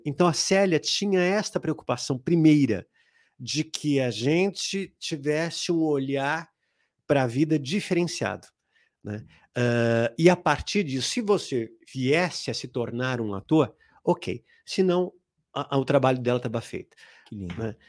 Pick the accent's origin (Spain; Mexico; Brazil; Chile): Brazil; São Paulo; also born or lived in Ipiranga, São Paulo; eu saí lá da Zona Norte. Eu nasci em Ipiranga, mas aí fui morar na Zona Norte, ah, na Vila Gustavo.